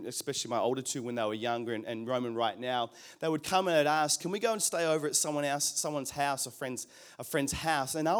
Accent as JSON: {"language": "English", "country": "New Zealand", "moved": "yes", "lives_now": "Australia", "said": "I come from New Zealand"}